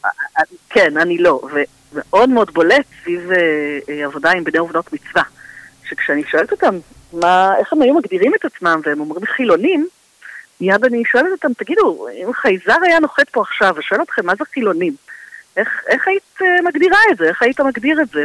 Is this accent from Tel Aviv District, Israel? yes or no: yes; Tel Aviv, Tel Aviv District, Israel; also born or lived in Holon; אני תל אביבית במקור